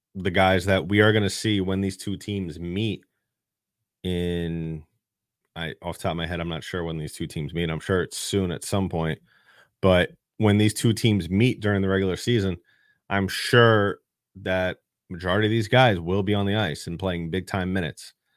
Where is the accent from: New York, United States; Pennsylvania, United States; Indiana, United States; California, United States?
New York, United States; New York City; I am native New Yorker. I still live in the city.